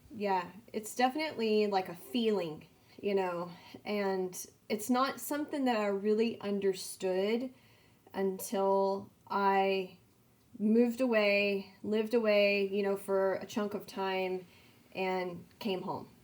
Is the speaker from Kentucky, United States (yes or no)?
no; San Angelo, Texas, United States; I'm from San Angelo, Texas